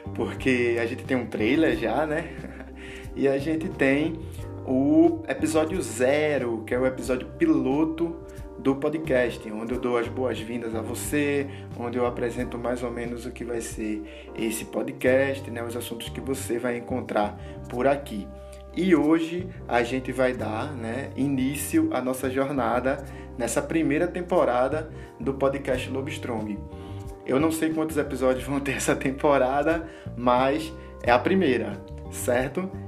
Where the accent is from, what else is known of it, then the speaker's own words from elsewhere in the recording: Olinda, Pernambuco, Brazil; eu sou daqui de Pernambuco e sou mais especificamente de Olinda